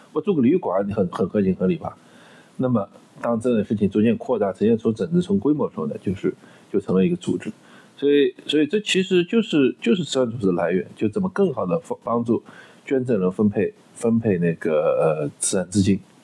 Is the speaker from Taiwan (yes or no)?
no; China; also born or lived in United States; 我们中国人